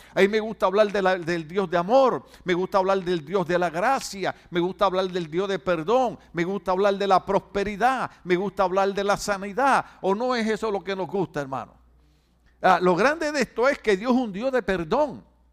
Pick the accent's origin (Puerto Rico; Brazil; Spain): Puerto Rico; en mi país, en Puerto Rico